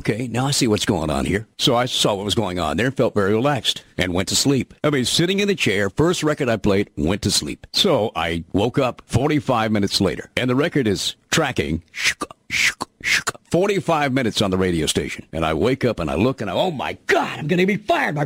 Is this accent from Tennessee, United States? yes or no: yes; Memphis, Tennessee, United States; moved away as an adult; also born or lived in Louisville, Kentucky; I'm from Memphis originally, and I kind of like being, a moderate star in my own hometown